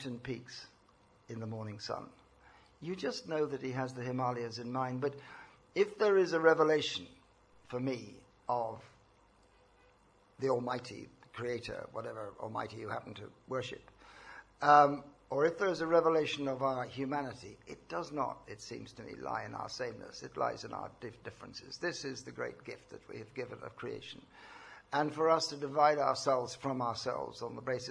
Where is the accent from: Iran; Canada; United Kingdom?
United Kingdom; Northern Ireland; moved away; also born or lived in India; I was brought up in Northern Ireland, the son of a Protestant mother and a Catholic father